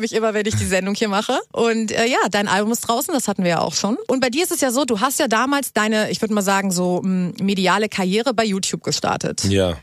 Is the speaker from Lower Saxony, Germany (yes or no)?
no; Hamburg, Germany; ich komme ja auch nicht aus Berlin. Ich komme aus Hamburg